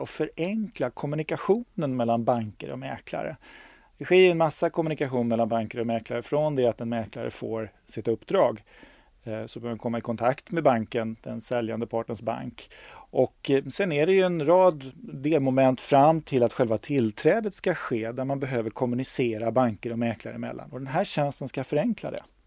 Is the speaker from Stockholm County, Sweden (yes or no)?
yes; Stockholm, Stockholm County, Sweden; jag är stockholmare, jag har bott i Stockholm hela mitt liv, jag är från Stockholm